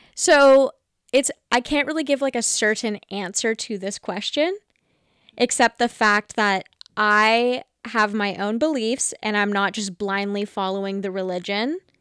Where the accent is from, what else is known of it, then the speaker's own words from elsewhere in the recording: Vancouver, British Columbia, Canada; I'm a young woman living in Vancouver, grew up in Vancouver